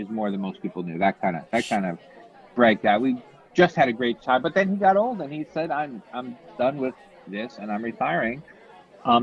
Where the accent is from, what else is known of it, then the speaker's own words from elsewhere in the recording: suburban New Jersey, United States; moved away; I grew up in, you know, suburban New Jersey